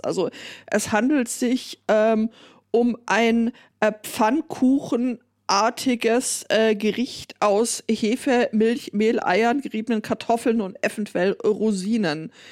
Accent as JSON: {"language": "German", "area": "Ruhr area", "region": "North Rhine-Westphalia", "country": "Germany", "said": "ich komme ja aus dem Ruhrpott"}